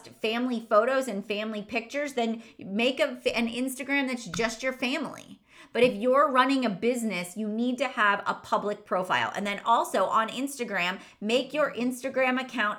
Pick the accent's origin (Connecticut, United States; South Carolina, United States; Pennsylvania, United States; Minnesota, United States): Pennsylvania, United States; Irwin; my hometown where I grew up, Irwin, Pennsylvania